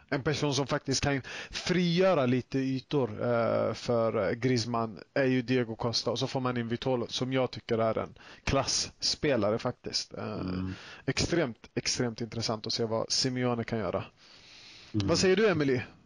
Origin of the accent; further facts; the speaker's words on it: Sweden; jag själv är både född och uppvuxen i Sverige